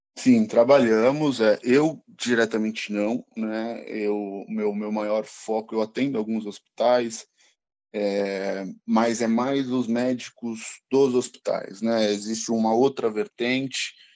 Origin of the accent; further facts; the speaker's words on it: São Paulo, Brazil; nascido e criado aqui em São Paulo, capital